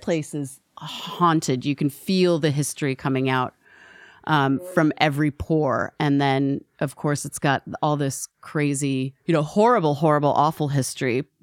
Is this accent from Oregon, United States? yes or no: yes; Portland, Oregon, United States; also born or lived in Oakland, California; I was born in Portland, Oregon